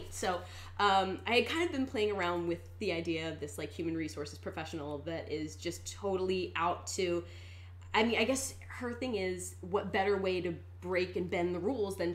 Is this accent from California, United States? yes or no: no; Philadelphia, Pennsylvania, United States; moved away as an adult; I moved out here from the East Coast about two years ago. Mm-hmm. Where did you move from? From Philadelphia, Pennsylvania. Hey, Philly girl.